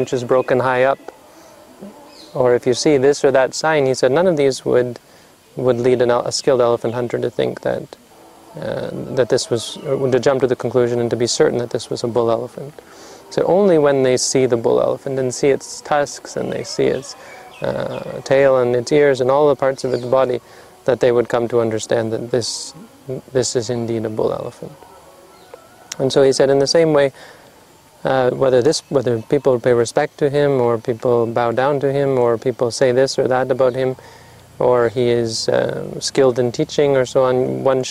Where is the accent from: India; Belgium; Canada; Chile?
Canada; moved away; I'm from Canada